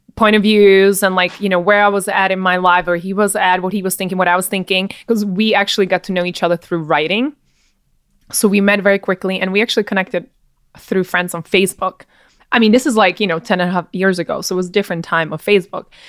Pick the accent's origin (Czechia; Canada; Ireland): Czechia; also born or lived in New York; now in Miami, United States; I was from the Czech Republic